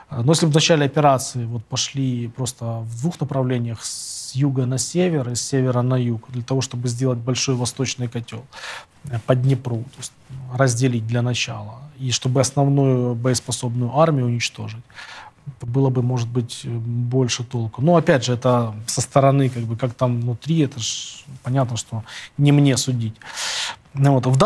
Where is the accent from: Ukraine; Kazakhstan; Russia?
Ukraine; Kyiv; moved away; also born or lived in Boryspil; родился в Борисполе, да, Борисполь. в Киеве жил все эти годы.